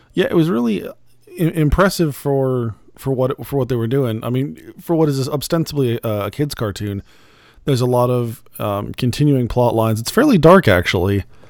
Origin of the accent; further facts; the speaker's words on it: Phoenix, Arizona, United States; moved away; I'm originally from Phoenix